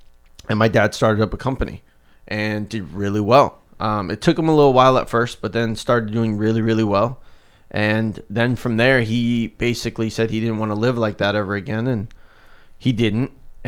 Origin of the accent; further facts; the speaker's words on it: South Africa; moved away; So when we came from South Africa, back to the story in the beginning, we had an okay life over there. It was decent. We were just like middle class.